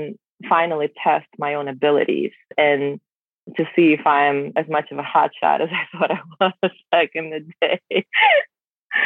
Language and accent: English; Belarus; English is a second language; moved away as an adult; now in United States; I was born and raised in Belarus